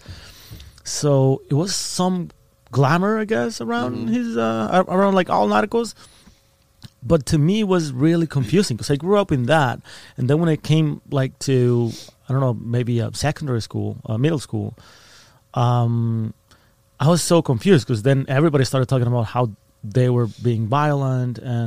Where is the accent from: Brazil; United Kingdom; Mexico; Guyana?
Mexico; Ciudad Juárez, Chihuahua; also born or lived in Texas; I was born and raised in Ciudad Juarez, in this border city just across El Paso, Texas